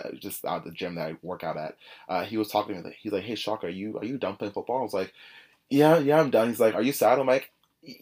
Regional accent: Oakville, Ontario, Canada; growing up in Oakville, you hear horror stories of places like Scarborough

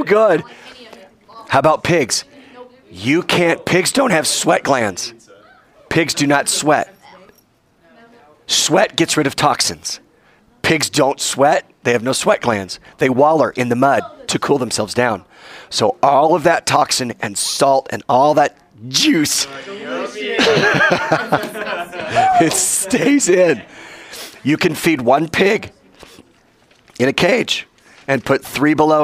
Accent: United States; I'm still an American.

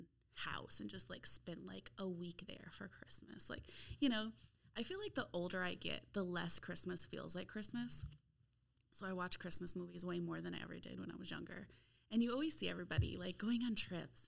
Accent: Brockport, New York, United States; I grew up in Brockport, New York, which is on the Erie Canal, and we get like a lot of lake effect snow

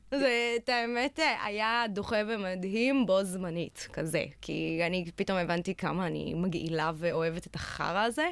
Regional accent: Jerusalem, Jerusalem District, Israel; בירושלים, איפה שנולדתי

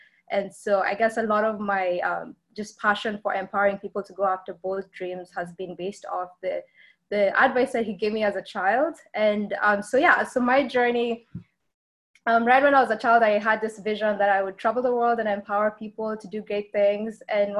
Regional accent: Kenya; also born or lived in Notre Dame; now in Atlanta, United States; because I'm from Kenya, born and raised.

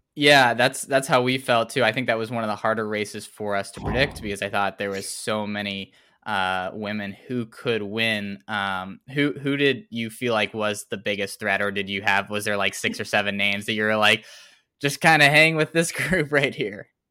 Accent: Tennessee, United States; grew up in Tennessee

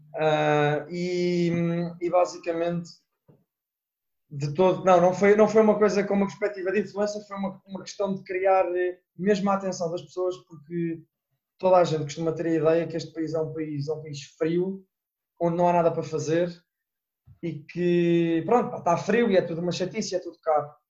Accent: Portugal; moved away; eu digo que sou de Portugal

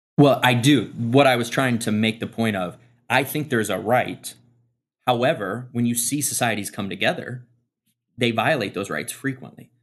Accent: Midwest, United States; I grew up in the Midwest

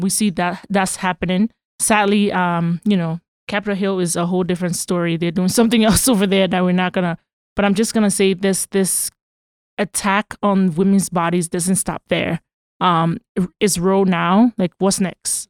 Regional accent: Liberia; also born or lived in Boston / Virginia; now in United States; I'm from Liberia

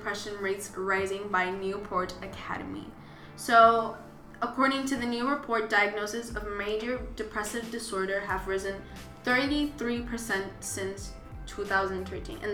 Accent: Puerto Rico; I'm from Puerto Rico

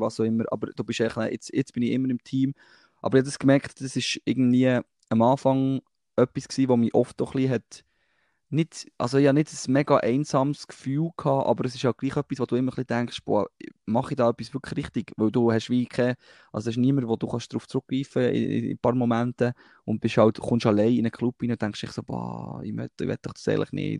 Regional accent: Thun, Bern, Switzerland; bei uns in Thun am See

